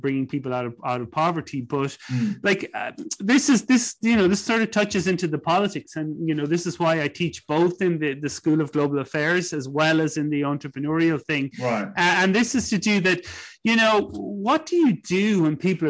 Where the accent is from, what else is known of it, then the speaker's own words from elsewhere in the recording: Ireland; I think of growing up in Ireland